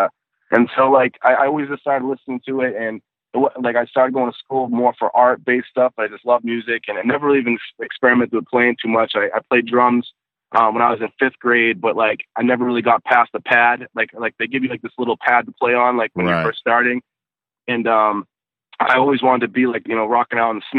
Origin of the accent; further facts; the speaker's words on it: North Shore, north of Boston, Massachusetts, United States; I'm a little bit north of Boston. I grew up on the North Shore, which is about, like, 20, 30 minutes or so, like, north of Boston